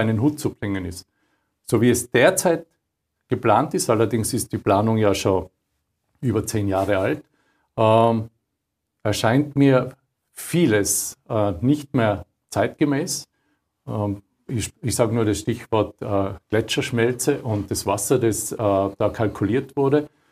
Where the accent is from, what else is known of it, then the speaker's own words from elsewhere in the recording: Austria; bei uns in Österreich.